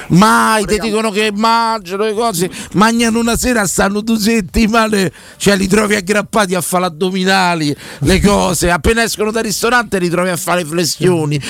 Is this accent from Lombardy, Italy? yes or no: no; Rome, Lazio, Italy; io per esempio sono di Roma, sono una tradizione eh. romana, romanese